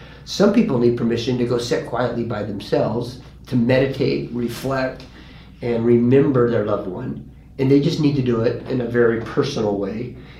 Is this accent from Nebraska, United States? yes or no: no; California, United States; I'm like, dude, I came from California.